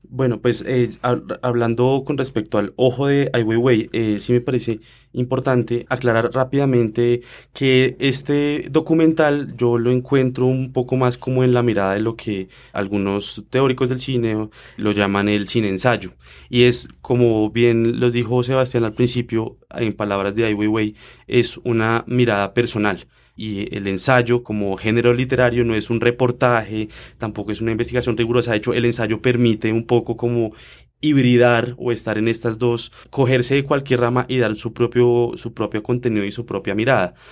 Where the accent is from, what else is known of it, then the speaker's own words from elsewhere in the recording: Colombia; nosotros como colombianos